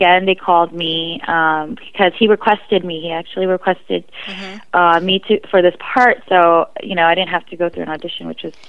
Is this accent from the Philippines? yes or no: yes; Philippines; I'm Filipino, I'm proud.